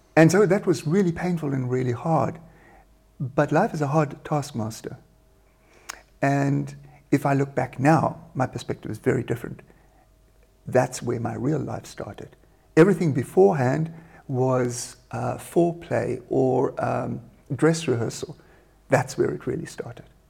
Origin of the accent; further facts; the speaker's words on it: South Africa; moved away as an adult; now in Germany; I'm South African, born in South Africa in uh, a one horse town, and uh, moved to Germany in, uh, God, I almost forgot, but about uh, 28 years ago, 1991.